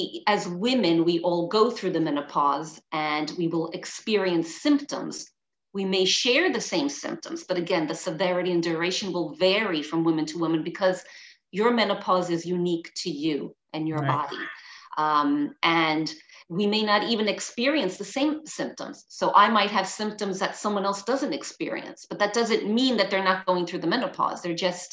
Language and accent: English; New York City, New York, United States; moved away as an adult; now in London, United Kingdom; I'm originally from New York City, but now I live in London, and London is my home